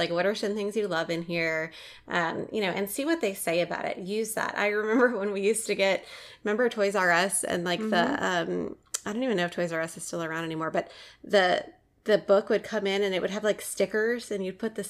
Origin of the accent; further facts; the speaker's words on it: New Orleans, Louisiana, United States; moved away; a lot of our listeners may know that I'm from New Orleans